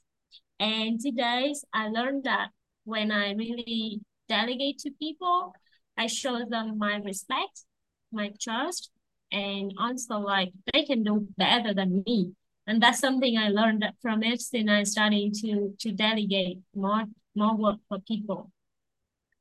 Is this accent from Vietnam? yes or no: yes; Vietnam; I'm from Vietnam